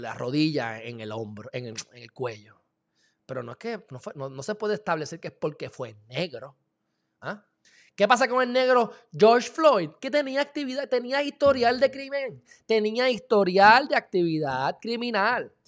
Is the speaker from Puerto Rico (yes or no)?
yes; Loíza, Puerto Rico; yo me crié en Loiza